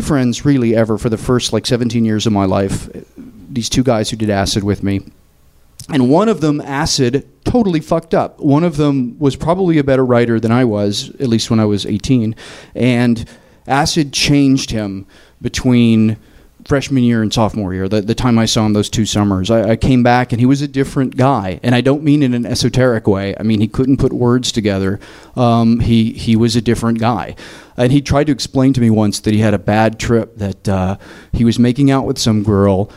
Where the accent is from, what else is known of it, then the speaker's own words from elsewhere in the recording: Tennessee, United States; moved away as an adult; also born or lived in New York; I'm from Tennessee